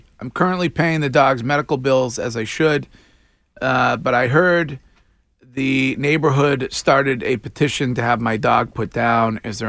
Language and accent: English; Stow, Massachusetts, United States; my hometown police department, the Stowe PD